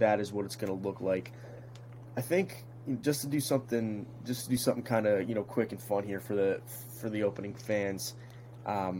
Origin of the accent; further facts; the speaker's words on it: New Jersey, United States; we're both from New Jersey